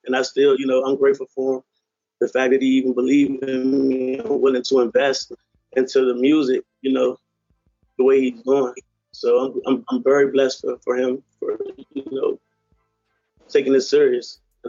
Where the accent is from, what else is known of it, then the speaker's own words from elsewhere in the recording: Virginia, United States; I've been in Virginia, you know, I'm from Virginia. Been out of Virginia majority of my life.